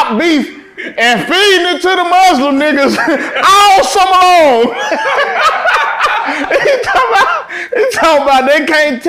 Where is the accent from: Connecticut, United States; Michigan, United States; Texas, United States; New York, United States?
Texas, United States; Fort Worth; coming from Fort Worth